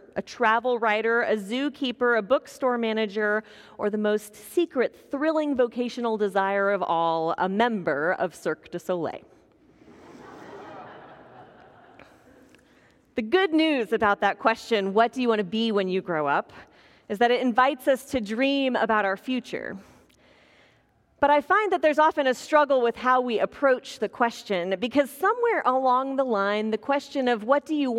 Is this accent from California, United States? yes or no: no; Kansas, United States; growing up in Kansas